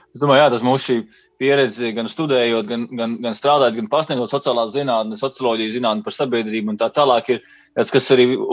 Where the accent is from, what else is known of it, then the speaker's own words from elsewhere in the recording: Latvia; moved away as an adult; also born or lived in United Kingdom; es no Latvijas braucu uz turieni